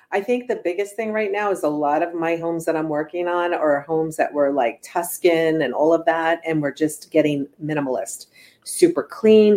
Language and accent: English; East Coast, United States; now in California, United States; I'm originally from the East Coast, so I just remember most homes like my mom's or my aunt's or my cousin's